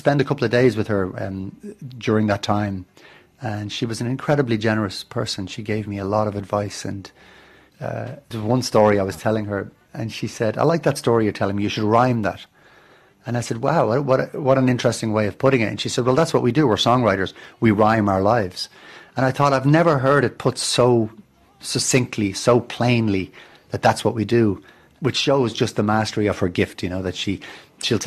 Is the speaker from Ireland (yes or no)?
yes; Dublin, Leinster, Ireland; I grew up in Dublin, which is a harbour town